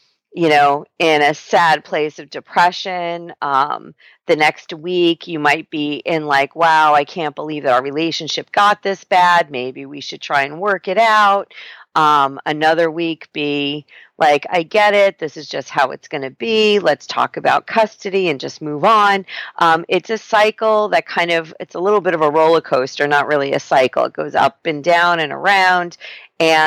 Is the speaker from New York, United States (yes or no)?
yes; New York, United States; now in San Diego, United States; I'm a New Yorker